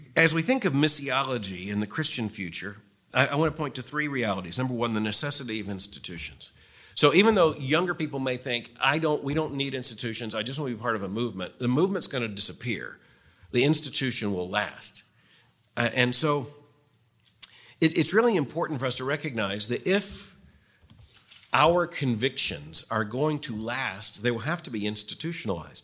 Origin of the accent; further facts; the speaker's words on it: Florida, United States; moved away; I grew up in Florida, so the history's shorter.